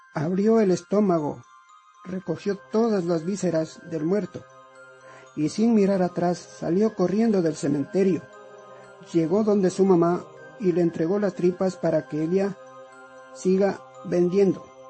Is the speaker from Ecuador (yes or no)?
yes; Quito, Pichincha, Ecuador; also born or lived in Tungurahua; Nací en Quito, Ecuador, en el año de 1962